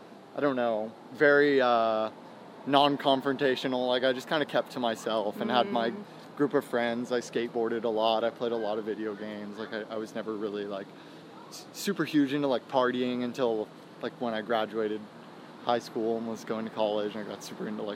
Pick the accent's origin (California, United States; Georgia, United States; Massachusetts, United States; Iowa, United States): California, United States; Temecula; also born or lived in Auburn, Washington / New Jersey; now in Hollywood, United States; I've lived, like, most of my life in Temecula. I moved there when I was in, like, fourth or fifth grade from Auburn, Washington. So, like, I spent some time in Auburn, like, all my elementary school years, but I was born in Jersey